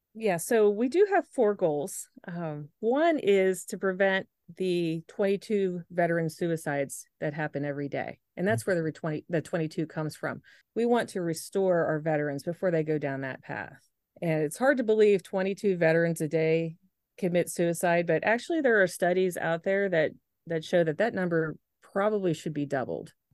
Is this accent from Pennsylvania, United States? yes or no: yes; Moon Township, Pennsylvania, United States; my husband and I, we're from Moon Township, so that would be close to us